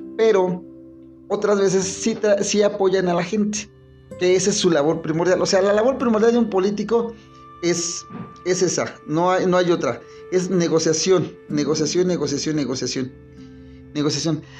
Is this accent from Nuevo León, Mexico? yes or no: no; Mexico City, Mexico; ya somos Ciudad de México